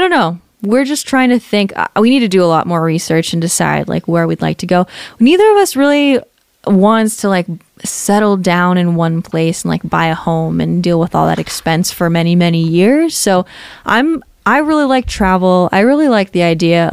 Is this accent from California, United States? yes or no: yes; California, United States; moved away as an adult; also born or lived in Hawaii / Washington State; I grew up in California